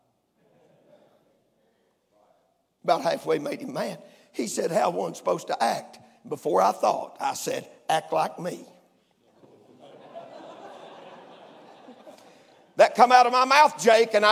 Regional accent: Crossville, Tennessee, United States; I was born in Crossville, Tennessee, where the grace of God was talked about and the word of God preached

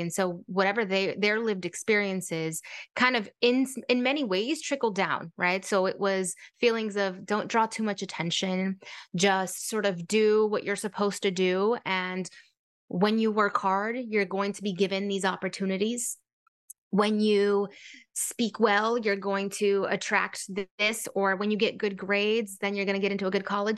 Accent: San Francisco, California, United States; I grew up in San Francisco, California, low-income family

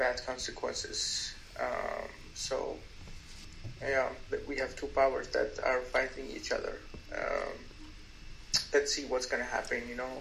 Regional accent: Stockholm, Stockholm County, Sweden; I'm from Stockholm, Sweden

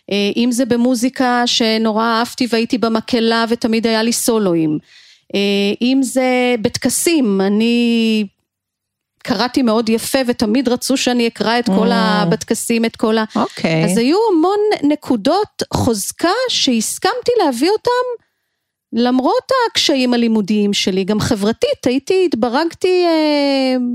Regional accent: Givatayim, Tel Aviv District, Israel; חייתי בגבעתיים

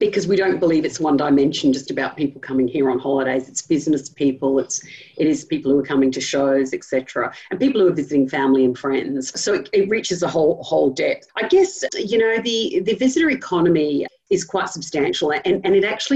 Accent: Sydney, New South Wales, Australia; moved away as an adult; now in Melbourne, Australia; I'm not from Melbourne originally, and I'm from the city up the north, and sold that city for many years

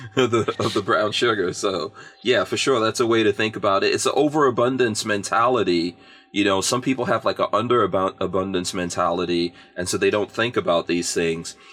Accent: New York City, New York, United States; also born or lived in Guyana / England; I grew up in New York City in the crack 80s

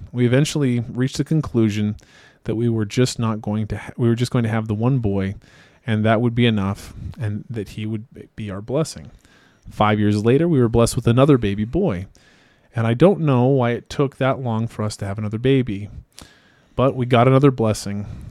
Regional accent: Idaho, United States; I'm also from Idaho

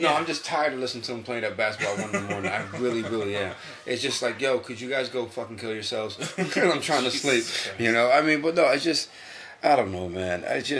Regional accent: New York, United States; now in Connecticut, United States; So when I came from New York to Connecticut, man, it took me a long time to figure out that I need to be accountable for my actions.

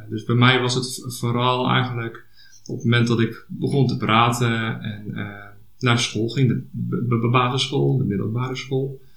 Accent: Hendrik-Ido-Ambacht, South Holland, Netherlands; ik kom uit Hendrik Jeroen Ambacht

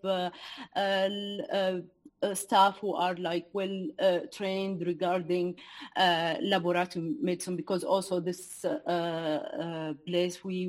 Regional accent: Douma, Rif Dimashq, Syria; moved away as an adult; I was working in my hometown, town Douma. It's a city in Eastern Ghouta.

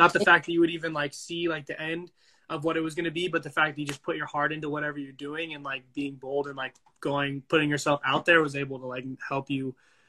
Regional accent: San Diego, California, United States; also born or lived in Dallas, Texas; I always say this, like I grew up in California.

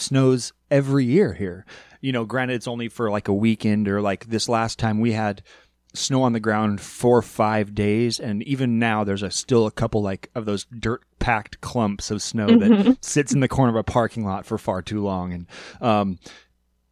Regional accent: Alaska, United States; growing up in Alaska, just the size of the state

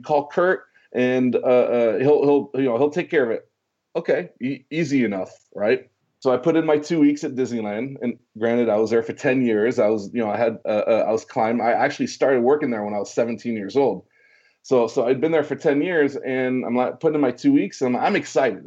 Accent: Switzerland; moved away; also born or lived in Orange County, California; I speak fluent French because I was born in Switzerland.

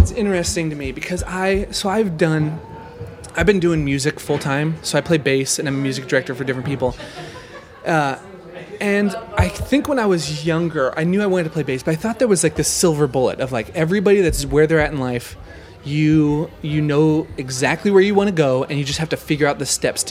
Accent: Nebraska, United States; now in Minneapolis, United States; I grew up in Nebraska

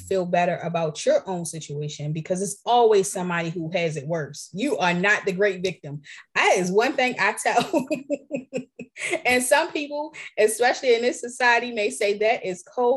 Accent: Baltimore, Maryland, United States; I'm from Baltimore. I'm a city girl

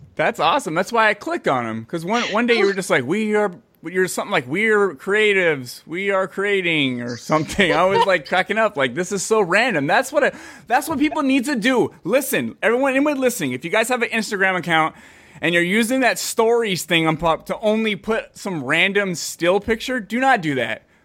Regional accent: Bay Area, California, United States; moved away as an adult; now in Fresno, United States; I grew up in the Bay Area

